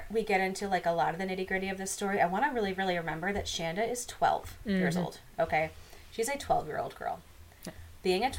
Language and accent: English; Midwest, United States; accent: Midwestern; I don't pretend to be southern. I'm from the Midwest.